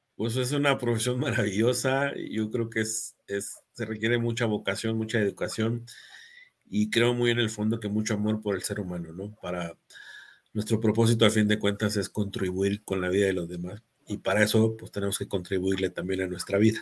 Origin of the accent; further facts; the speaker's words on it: Mexico; Yo me siento muy mexicano